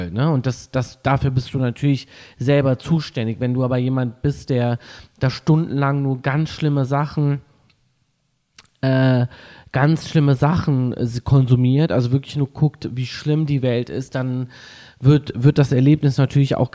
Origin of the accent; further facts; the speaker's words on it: Düsseldorf, North Rhine-Westphalia, Germany; Ich komme aus Düsseldorf